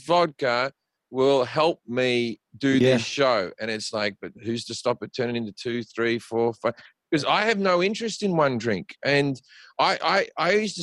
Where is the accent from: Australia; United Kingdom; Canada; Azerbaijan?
Australia; moved away as an adult; now in United States; guys I grew up with in Australia